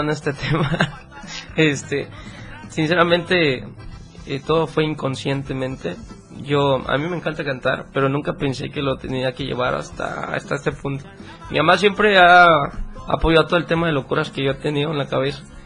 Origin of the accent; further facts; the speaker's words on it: Mapa, Chiapas, Mexico; moved away as an adult; now in Mexico City, Mexico; Amo mucho ese pueblo, pero ya llevo cinco años fuera de la ciudad, eh, de, fuera de mapa. Vivo en Ciudad de México